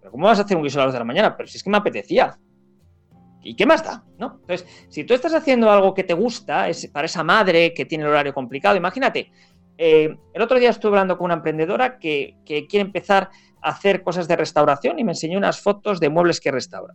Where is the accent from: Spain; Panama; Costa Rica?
Spain; los españoles